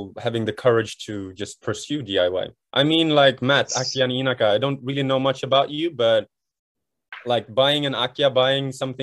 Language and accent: English; Sweden; now in Japan; I'm born and raised in Sweden